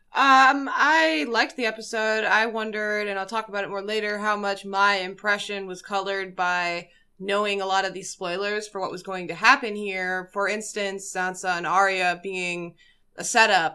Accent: Hawaii, United States; moved away; I'm from Hawaii originally. I'm from a very small island with like one town on the whole island

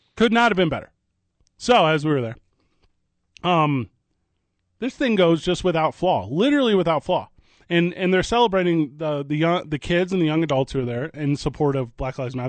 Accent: St. Louis, Missouri, United States; now in Albuquerque, United States; I grew up in Saint Louis, Missouri

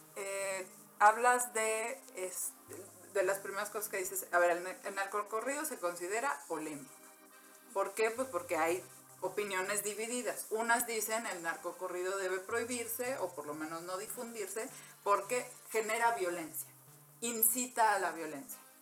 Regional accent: Mexico; nuestro país

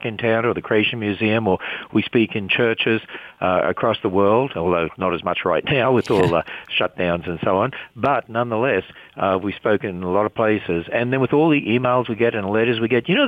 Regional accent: Australia; moved away; I was brought up in, you know, a very pagan country, but my parents stood on the authority of God's word, and often we were transferred to towns because my father's a teacher

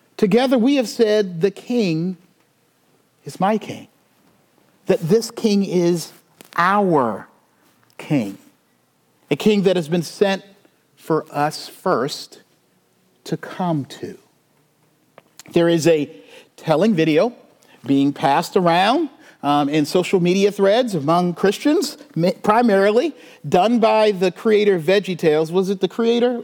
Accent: Charleston, South Carolina, United States; I'm from the South. I grew up in the Bible Belt.

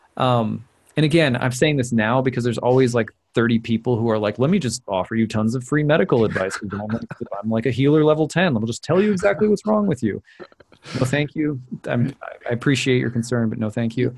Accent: Minnesota, United States; I'm from Minnesota

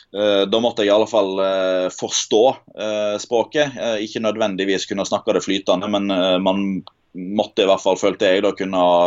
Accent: Odda, Vestland, Norway; Odda, der jeg kommer fra

